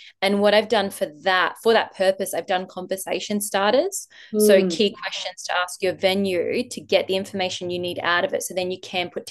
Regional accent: Adelaide, South Australia, Australia; I'm originally from Adelaide

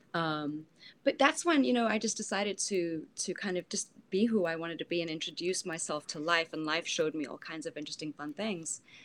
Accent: South Africa; moved away; I'm from South Africa

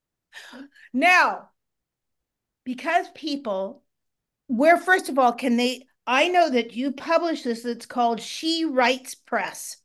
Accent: Marin County, outside San Francisco, California, United States; I grew up in Marin County outside of San Francisco

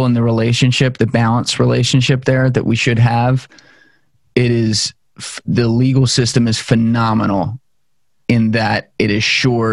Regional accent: New Jersey, United States; also born or lived in Pennsylvania; I'm from New Jersey. Lived here my whole life

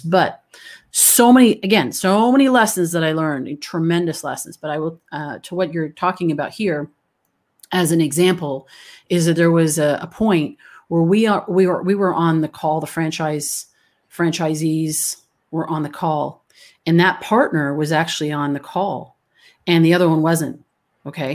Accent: Canada; moved away; I'm originally from Canada

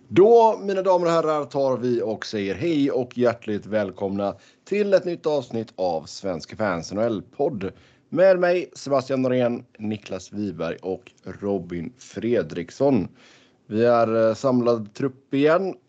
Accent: Sweden; moved away; hemma i Sverige

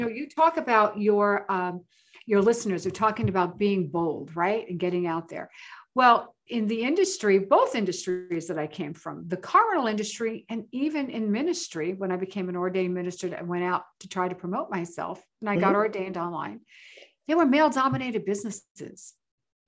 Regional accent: New York City, New York, United States; moved away as an adult; also born or lived in Las Vegas, Nevada; I moved from the Bronx, New York. I'm a Bronx girl

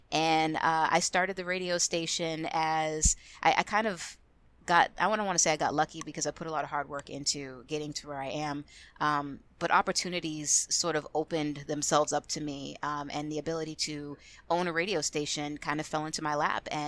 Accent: Boston, Massachusetts, United States; I was actually born and raised in Boston, Massachusetts. No, I don't have an accent. I lost it many, many years ago.

